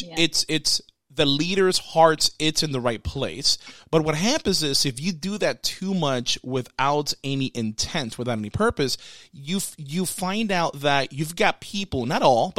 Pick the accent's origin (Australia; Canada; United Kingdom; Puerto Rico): Puerto Rico; I grew up in Puerto Rico, so most of the households I stayed in in Puerto Rico, they have chickens in the back.